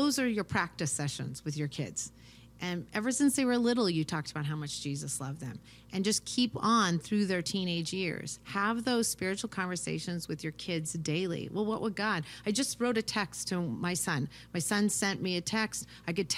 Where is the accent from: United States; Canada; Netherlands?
United States; also born or lived in Ukraine; we grew up here in America